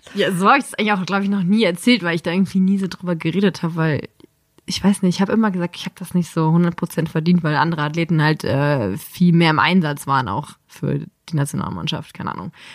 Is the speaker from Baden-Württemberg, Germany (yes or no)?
no; Dormagen, North Rhine-Westphalia, Germany; Aus dem Rheinland, zwischen Düsseldorf und Köln